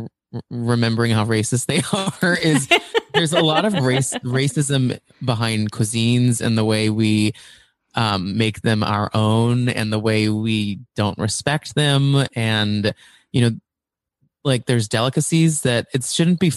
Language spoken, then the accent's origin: English; Flower Mound, Texas, United States; I grew up in Flower Mound, which is like a suburb just north of Dallas